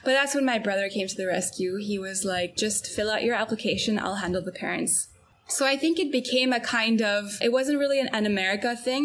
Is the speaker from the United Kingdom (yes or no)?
no; Antwerp, Flanders, Belgium; moved away as an adult; Growing up in Antwerp, there's usually, you know, one of two places or three places that people go to study